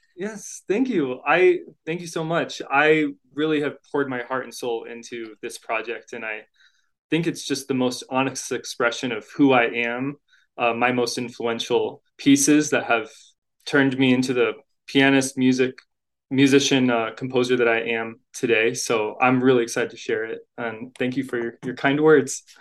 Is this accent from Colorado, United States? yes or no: yes; Boulder, Colorado, United States; now in Denver, United States; I'm from Boulder